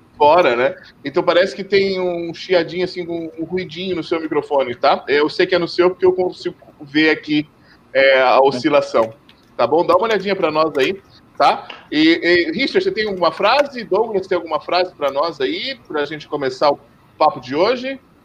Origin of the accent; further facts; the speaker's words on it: São Paulo, Brazil; paulistano como eu